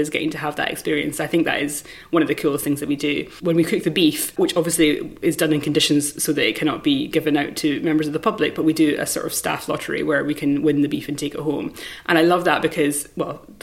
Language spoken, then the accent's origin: English; Dundee, Scotland, United Kingdom; also born or lived in Chiswick, London; now in Hampton Court, United Kingdom; Dundee, my hometown.